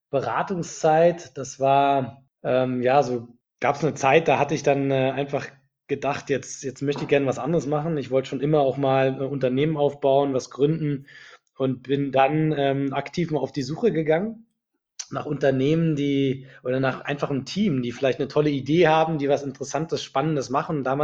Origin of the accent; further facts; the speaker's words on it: Berlin, Germany; now in Munich, Germany; Ich komme ursprünglich aus Berlin, und äh, habe dort Wirtschaftsingenieur studiert an der TU Berlin und bin äh, nach meinem Studium direkt nach München gegangen